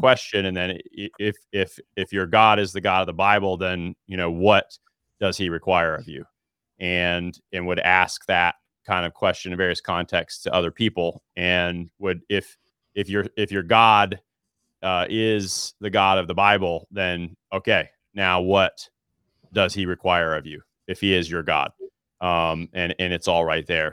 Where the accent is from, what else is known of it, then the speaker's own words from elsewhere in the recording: Alabama, United States; born and raised in Alabama